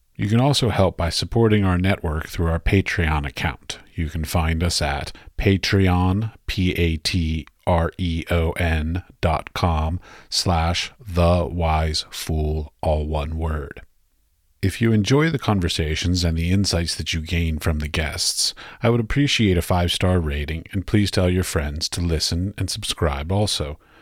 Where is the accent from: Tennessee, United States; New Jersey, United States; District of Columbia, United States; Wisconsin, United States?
District of Columbia, United States; Washington; moved away; I grew up in Washington, D C